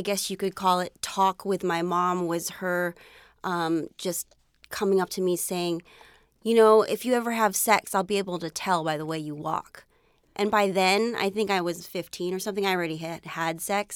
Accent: San Jose, California, United States; I grew up in San Jose, California, and, um, my parents immigrated here from the Philippines

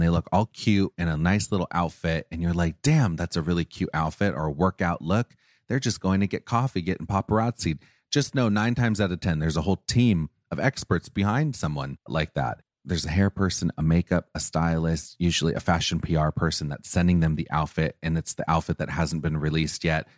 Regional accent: Orange County, California, United States; I grew up, I grew up in Orange County

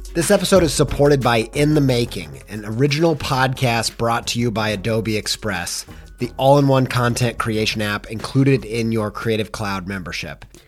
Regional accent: Midwest, United States; I grew up in the Midwest

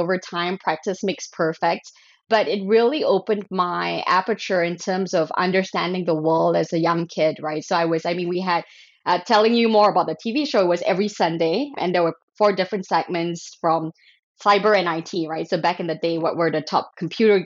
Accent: Malaysia; I grew up in Malaysia.

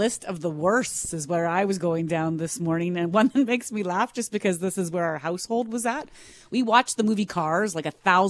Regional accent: Minnedosa, Manitoba, Canada; born or raised there

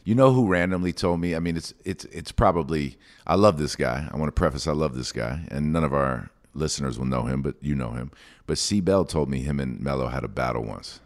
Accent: New York City, New York, United States; I'm from New York City

